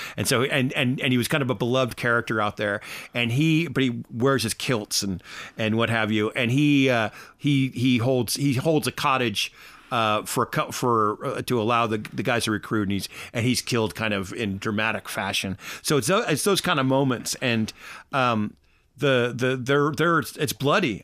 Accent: United States; now in Ireland; I'm American

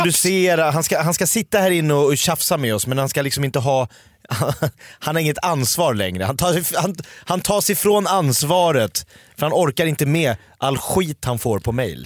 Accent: Sweden; jag är ju en svensk man

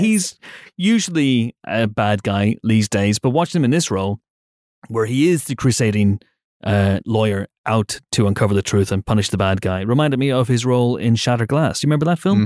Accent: United Kingdom

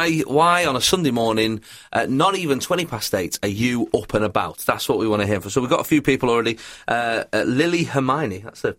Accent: England, United Kingdom; I guess as an English person, you do, like, the accent does just add about 20% to comedy over here.

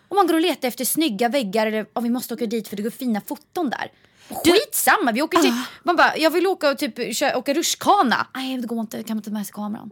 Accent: Vingåker, Södermanland, Sweden; moved away; jag kommer från Vingåker och där behöver man inte fickparkera

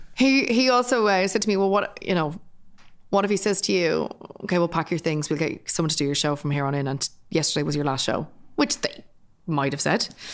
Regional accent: Dublin, Leinster, Ireland; I'm also from working class Dublin, I'm from Finglas.

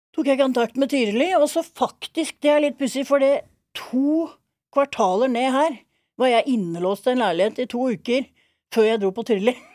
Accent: Drøbak, Akershus, Norway; also born or lived in Miami, United States / Oslo, Norway / Lillehammer, Norway; jeg har jo hatt uh, halve barndommen min i Drøbak og halvparten i Miami

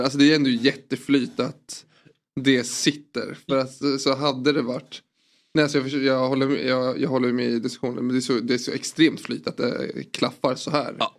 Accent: Sweden; Jag är från Sverige

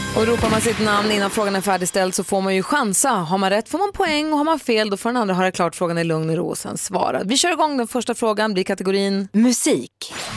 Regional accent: Luleå, Norrbotten County, Sweden; I Luleå där jag är uppvuxen

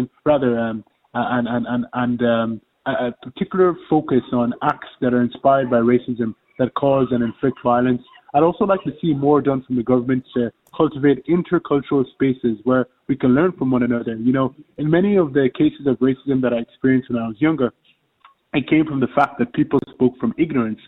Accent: Ireland; as Irish people

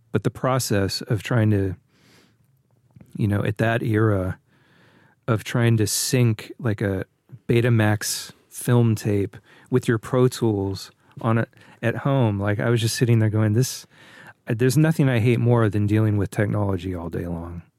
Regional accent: Northern California, United States; growing up in Northern California

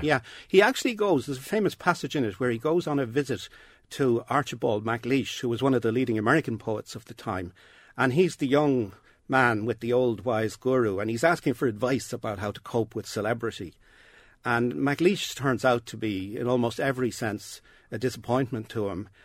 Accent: Dublin, Leinster, Ireland; when I grew up in Dublin

